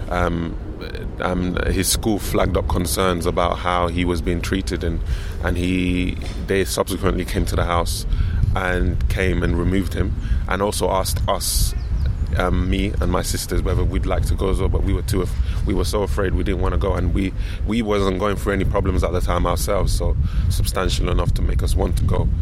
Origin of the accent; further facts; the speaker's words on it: London, United Kingdom; I was raised in London